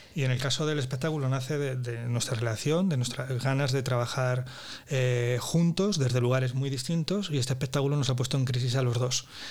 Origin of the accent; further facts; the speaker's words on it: Andalusia, Spain; Soy ahí un, un andaluz